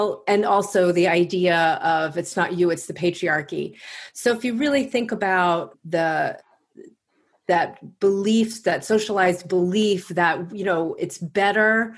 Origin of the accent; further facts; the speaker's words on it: Long Island, New York, United States; accent: Long Island; now in Washington, D.C., United States; I'm from Long Island, New York, and you'll probably hear my Long Island accent pop in from time to time